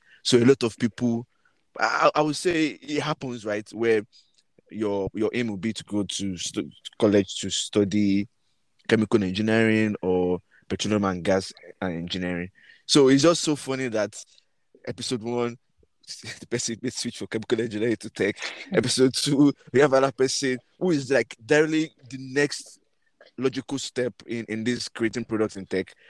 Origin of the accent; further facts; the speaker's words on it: Nigeria; we grew up in Nigeria.